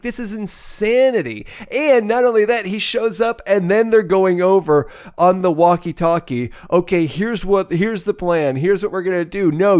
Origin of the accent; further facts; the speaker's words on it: Midwest, United States; I grew up out in the Midwest.